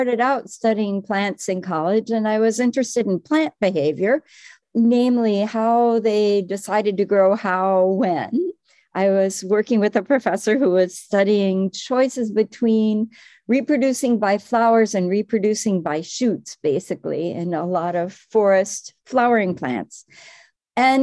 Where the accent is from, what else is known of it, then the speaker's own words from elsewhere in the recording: Midwest, United States; moved away as an adult; also born or lived in Cambridge, Massachusetts / Madison, Wisconsin; now in Connecticut, United States; I was from the Midwest